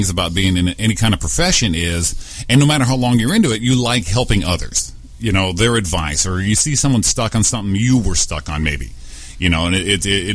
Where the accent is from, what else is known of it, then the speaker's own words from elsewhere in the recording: Waterbury, Connecticut, United States; I was born in Waterbury, Connecticut